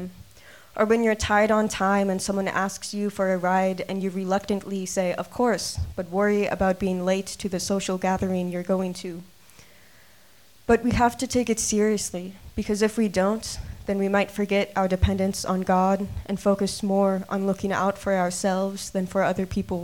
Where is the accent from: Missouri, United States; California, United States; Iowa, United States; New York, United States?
Iowa, United States; Adel; moved away as an adult; my hometown in Adel, Iowa. I lived there for 18 years of my life